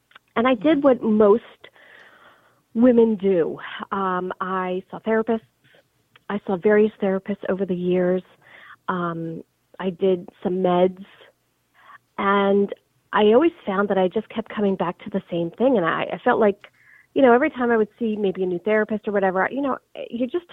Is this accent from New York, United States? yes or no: yes; New York, United States; moved away as an adult; now in Manhattan, Kansas, United States; I am originally from New York, but I actually currently live in Manhattan, Kansas.